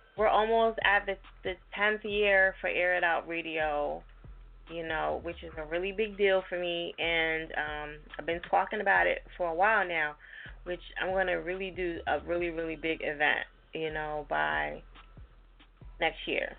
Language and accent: English; New Jersey, United States; moved away; also born or lived in Philadelphia, Pennsylvania; I'm from Jersey, but I lived in Philly for 15 years